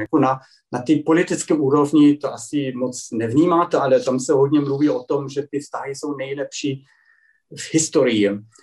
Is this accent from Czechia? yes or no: no; Germany; Czech is a second language; u nás